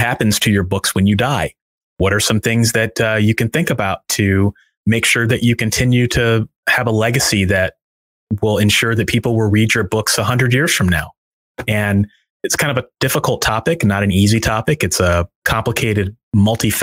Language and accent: English; St. Louis, Missouri, United States; I set it in my hometown